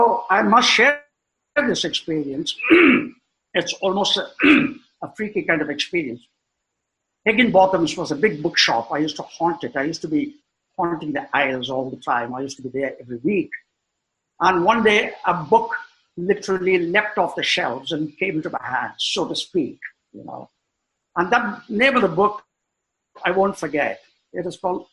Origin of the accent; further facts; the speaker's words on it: India; English is a second language; also born or lived in Bangalore (Brigade Road, childhood); very proud of being an Indian